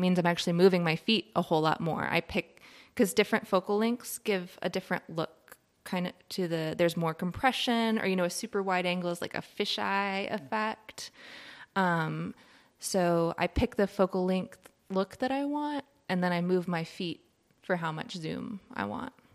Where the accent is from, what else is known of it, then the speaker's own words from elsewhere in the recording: Richmond, Virginia, United States; moved away as an adult; now in Asheville, United States; So, I grew up in Richmond, Virginia, which is a very cool city